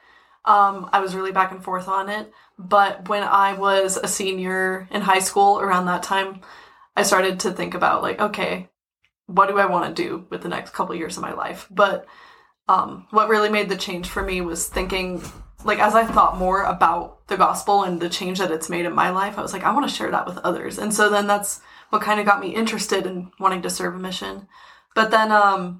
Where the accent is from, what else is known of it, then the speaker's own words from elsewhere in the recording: Snowflake, Arizona, United States; moved away as an adult; now in Colorado, United States; I'm from Snowflake, Arizona.